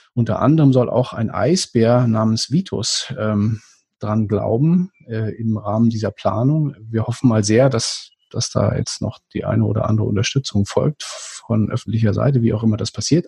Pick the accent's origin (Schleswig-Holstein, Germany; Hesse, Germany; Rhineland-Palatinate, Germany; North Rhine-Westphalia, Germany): Schleswig-Holstein, Germany; als Norddeutscher erschüttert hat, es gibt bei uns in, äh, in Schleswig-Holstein